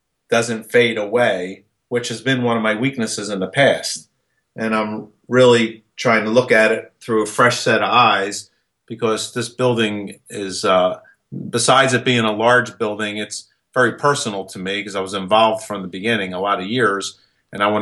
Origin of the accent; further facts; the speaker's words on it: Philadelphia, Pennsylvania, United States; moved away as an adult; also born or lived in Wildwood, New Jersey; I was born and raised in Philadelphia. Matter of fact, I stayed in Philadelphia until 1987.